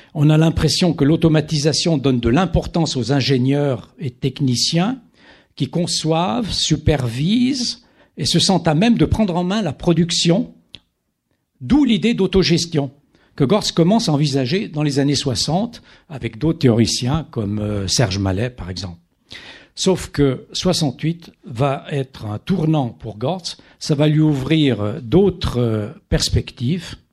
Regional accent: Italian-speaking Switzerland, Switzerland; je viens de, de Suisse italienne

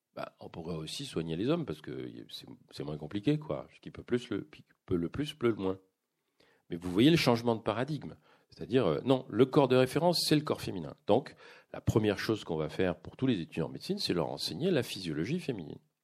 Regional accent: France; moved away as an adult; now in Quebec, Canada; je vis au Québec, c'est-à-dire que j'ai un il y a vraiment un, contraste pour moi entre ce que je vis même intellectuellement au Québec et, et ce dans quoi j'ai vécu pendant 55 ans en France.

